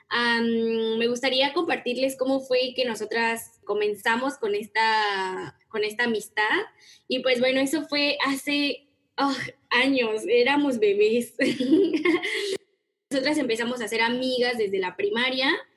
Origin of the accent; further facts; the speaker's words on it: Mexico; soy mexicana y me encanta la gastronomía mexicana, estoy súper orgullosa de mis raíces